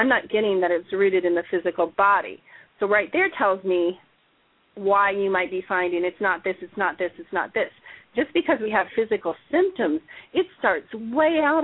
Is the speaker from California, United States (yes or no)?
no; Chicago, Illinois, United States; I grew up in Chicago.